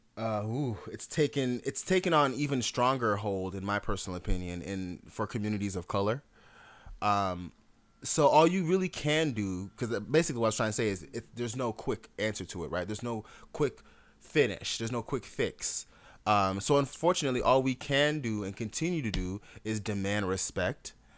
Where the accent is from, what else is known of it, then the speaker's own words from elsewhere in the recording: Jamaica; I'm Jamaican.